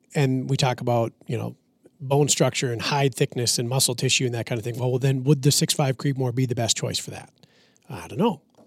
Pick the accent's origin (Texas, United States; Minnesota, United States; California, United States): Minnesota, United States; I'm from Minnesota.